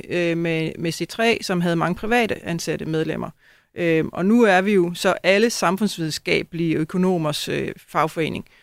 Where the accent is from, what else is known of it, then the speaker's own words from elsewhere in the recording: Næstved, Zealand, Denmark; så jeg skal tilbage og arbejde lidt i Næstved Kommune, hvor jeg kommer fra.